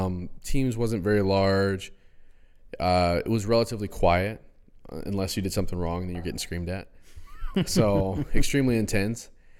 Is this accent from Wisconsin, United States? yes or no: no; West Point, New York, United States; West Point, New York.